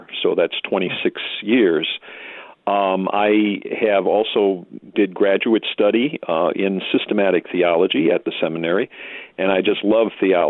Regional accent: Milwaukee, Wisconsin, United States; also born or lived in Jonesburg, Missouri; now in St. Louis, United States; I was born in Milwaukee, Wisconsin

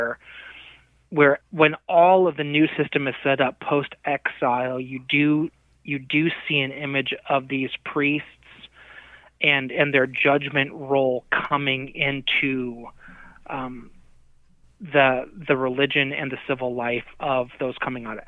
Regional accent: United States; as American Christians in the 2020s

